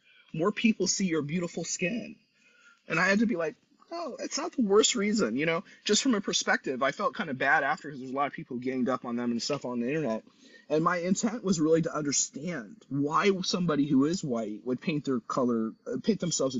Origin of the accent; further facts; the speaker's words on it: San Luis Obispo, California, United States; I'm from San Luis Obispo, right?